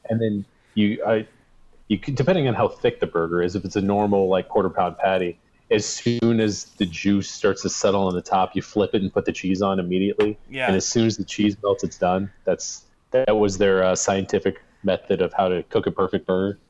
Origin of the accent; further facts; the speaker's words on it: United States; moved away; also born or lived in Arizona; Harris Pizza in my hometown